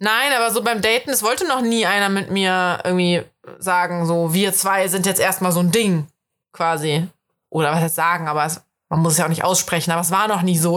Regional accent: Germany; accent: German accent (in English); ich habe einen krass deutschen Akzent

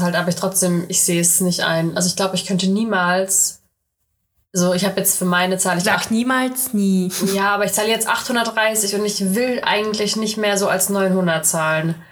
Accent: Russia; ich bin ja Russin

